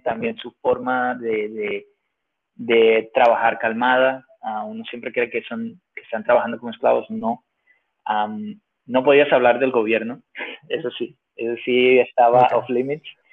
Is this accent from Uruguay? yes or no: no; Venezuela; moved away; also born or lived in Finland / Mexico; yo soy de Venezuela y hablo y me la como